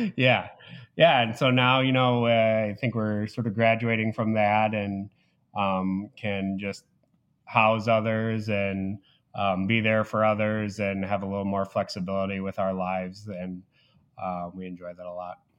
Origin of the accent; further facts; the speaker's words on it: Naperville, Illinois, United States; moved away as an adult; also born or lived in West Lafayette, Indiana; now in Indianapolis, United States; I'm from Naperville, Illinois, which is about a half hour west of Chicago. Um, so born and raised there